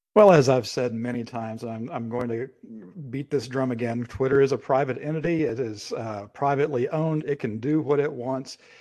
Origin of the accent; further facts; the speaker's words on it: United States; as an American